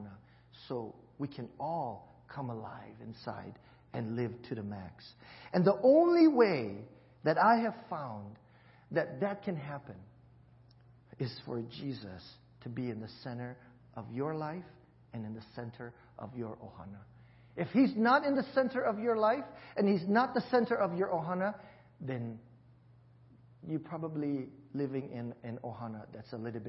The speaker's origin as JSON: {"language": "English", "region": "Hawaii", "country": "United States", "tie": "born or raised there", "said": "growing up in Hawaii, that's exactly how we spoke"}